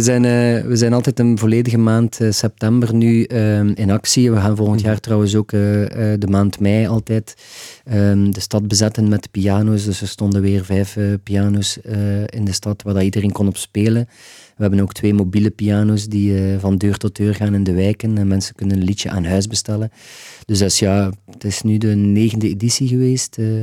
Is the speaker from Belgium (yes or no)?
yes; Ghent, Flanders, Belgium; als Gentenaar